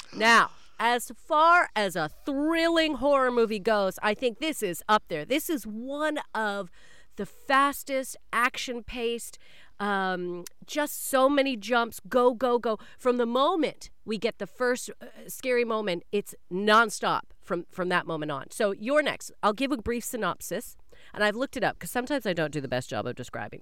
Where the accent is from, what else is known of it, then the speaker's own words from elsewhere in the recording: Canada; I am a Canadian